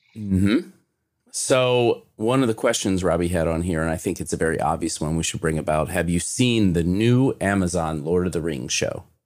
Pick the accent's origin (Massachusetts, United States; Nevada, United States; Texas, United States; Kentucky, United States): Kentucky, United States; I'm from Kentucky